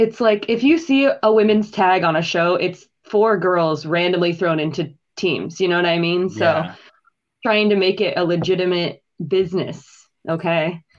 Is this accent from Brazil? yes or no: no; Iowa, United States; moved away as an adult; also born or lived in California / Orlando; now in Chicago, United States; I'm from Iowa originally.